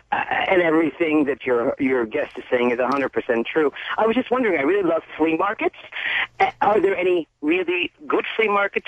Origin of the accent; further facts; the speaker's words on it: United States; moved away; I'm an American, I've lived here for 33 years